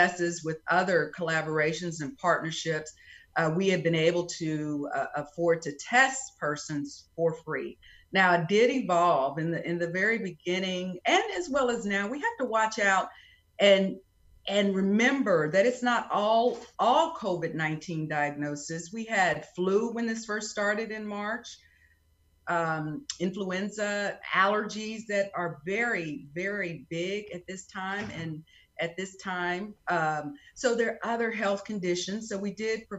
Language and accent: English; Prairie View, Texas, United States; now in Alvin, United States; I am originally from Prairie View, Texas